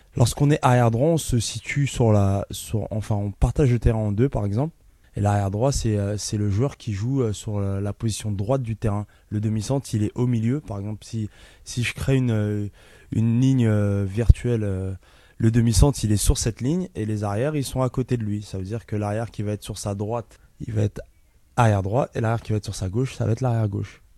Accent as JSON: {"language": "French", "town": "Ivry-sur-Seine", "region": "Île-de-France", "country": "France", "tie": "born or raised there", "said": "Je suis né à Ivry, dans l'hôpital Jean Rostand"}